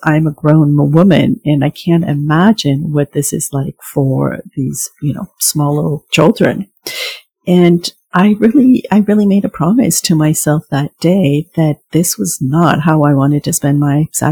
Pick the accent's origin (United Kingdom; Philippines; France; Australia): France; moved away; I was raised in France